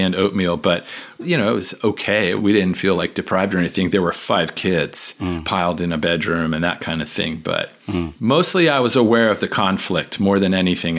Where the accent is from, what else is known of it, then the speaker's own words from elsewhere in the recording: Washington, District of Columbia, United States; also born or lived in Arlington, Virginia / Fairfax County, Virginia / Loudoun County, Virginia; Born and raised in Washington, D.C.